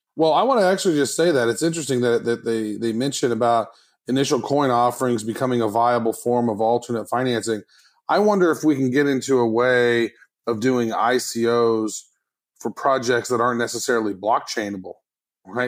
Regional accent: United States; I'm American

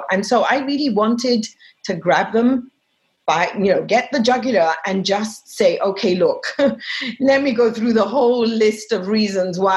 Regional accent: Egypt; moved away as an adult; now in United States; I moved here in 2000 and I was born in Egypt and I'm of Muslim descent.

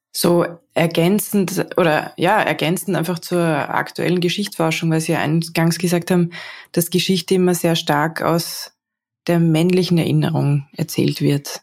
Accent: Salzburg, Austria; Ich bin auch äh, aus Salzburg eigentlich

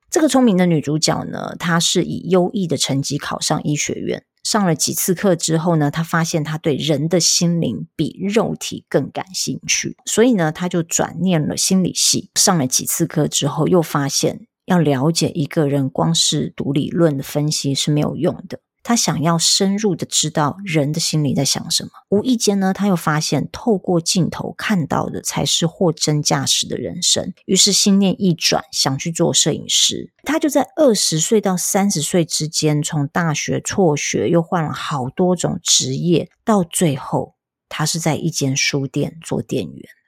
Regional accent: Tainan, Taiwan; moved away; 我本来就有计划五月中要安排回台南的老家看家人

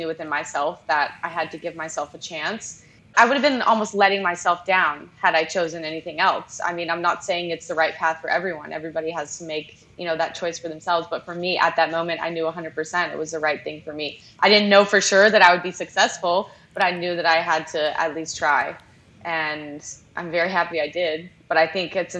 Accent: Charleston, South Carolina, United States; I grew up in Charleston, South Carolina

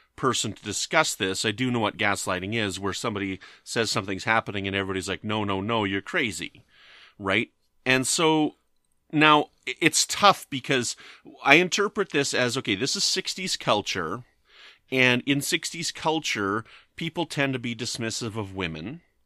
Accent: Canada; I'm from Canada

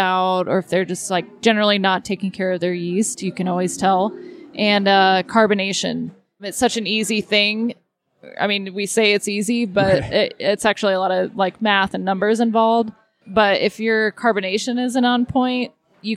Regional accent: Texas, United States; I grew up in Texas

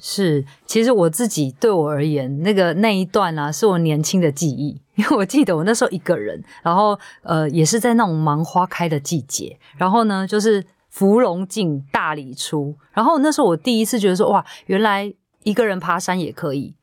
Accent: Taiwan; 身为台湾人真的很幸福

